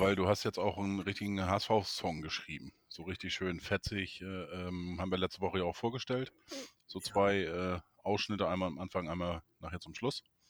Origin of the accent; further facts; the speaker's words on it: Neustadt in Holstein, Schleswig-Holstein, Germany; moved away; Aus meiner Geburtsstadt, Neustadt in Holstein